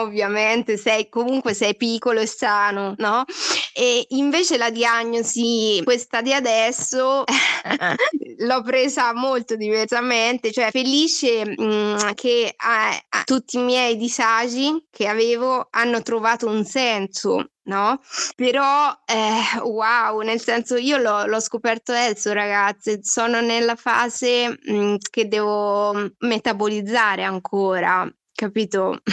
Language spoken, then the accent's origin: Italian; Marche, Italy; now in Milan, Italy; vengo, abito a Milano, vengo dalle Marche